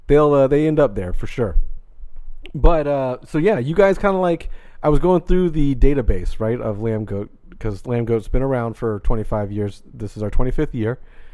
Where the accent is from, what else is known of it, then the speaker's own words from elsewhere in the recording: Jacksonville, Florida, United States; I'm originally from here, Jacksonville, Florida.